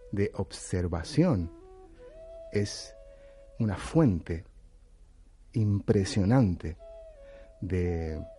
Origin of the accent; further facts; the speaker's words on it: Chile; Y a mí como chileno mental me ha